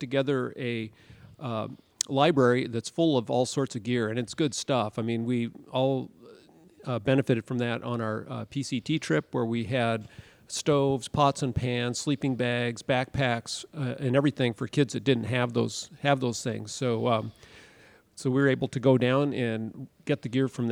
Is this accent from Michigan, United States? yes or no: no; Western Washington, United States; also born or lived in Darrington, Washington; I grew up in Western Washington